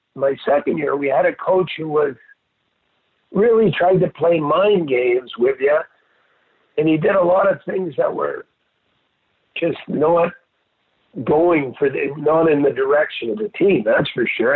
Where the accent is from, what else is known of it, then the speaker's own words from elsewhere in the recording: Montreal, Quebec, Canada; moved away; two months into my life, we moved to Montreal